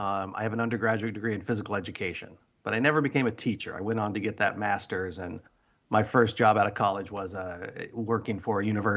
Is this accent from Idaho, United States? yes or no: yes; Idaho, United States; also born or lived in Washington; So I grew up partly in Washington and then Idaho. Probably I spent most of my years growing up in Idaho, went to college at the University of Idaho.